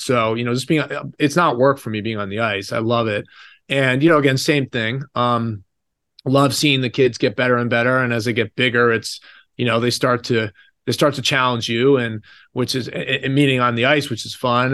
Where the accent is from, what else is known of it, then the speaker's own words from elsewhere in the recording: United States; growing up in America